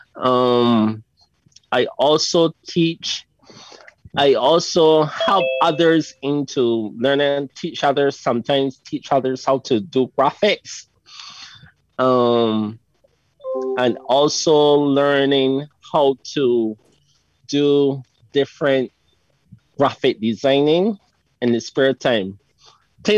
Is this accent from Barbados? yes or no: yes; Barbados; I'm from Barbados